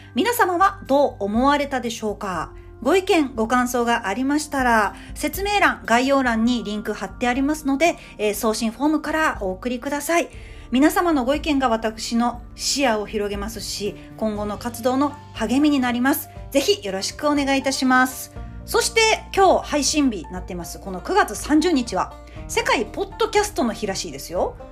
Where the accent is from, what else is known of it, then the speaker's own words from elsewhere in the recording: Osaka, Japan; 私の地元である関西のニュースをお届けしましたけどもね、もうこれあのー、やっぱり大阪人としては